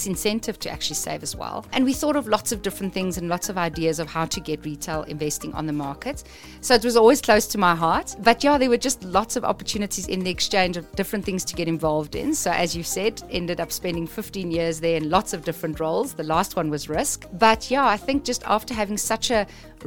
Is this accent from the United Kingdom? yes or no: no; South Africa; I was born in South Africa